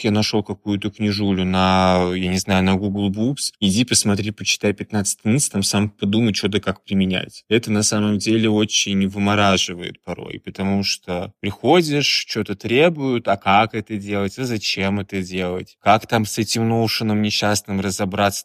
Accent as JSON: {"language": "Russian", "town": "Kazan", "region": "Tatarstan", "country": "Russia", "tie": "born or raised there", "moved": "as an adult", "lives_now": "Saint Petersburg, Russia", "said": "я сам из Казани"}